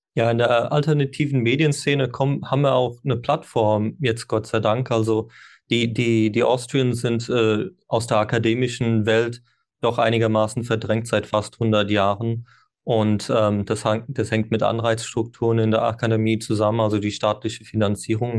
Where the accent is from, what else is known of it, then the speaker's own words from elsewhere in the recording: Ireland; first language English; German is a second language; moved away; ich bin ja ursprünglich in Irland geboren und Landessprache ist Englisch, bis äh, ich habe Deutsch erst mit zwölf gelernt.